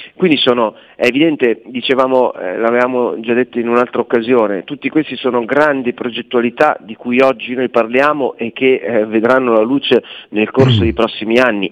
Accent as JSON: {"language": "Italian", "town": "Milan", "region": "Lombardy", "country": "Italy", "said": "siamo milanesi"}